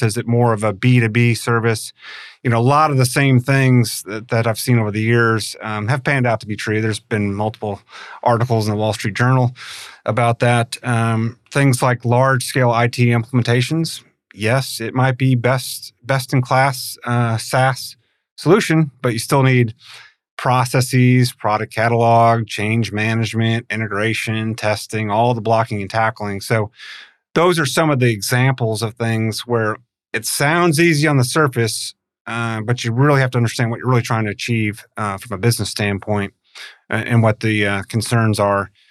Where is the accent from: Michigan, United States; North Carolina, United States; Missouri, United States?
Missouri, United States; St. Louis; moved away; also born or lived in Tulsa; I grew up in Saint Louis